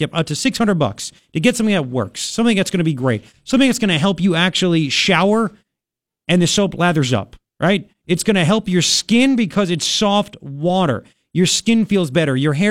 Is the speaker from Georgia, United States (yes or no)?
no; Long Island, New York, United States; now in Tucson, United States; I grew up on Long Island